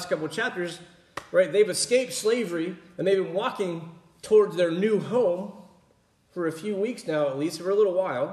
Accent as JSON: {"language": "English", "region": "Pennsylvania", "country": "United States", "tie": "born or raised there", "said": "growing up in Pennsylvania"}